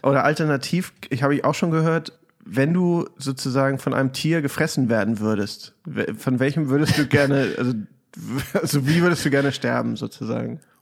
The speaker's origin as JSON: {"language": "German", "region": "Hamburg", "country": "Germany", "moved": "as an adult", "lives_now": "Chicago, United States", "said": "ich komme ursprünglich aus Hamburg, lebe jetzt aber schon eine ganze Weile hier"}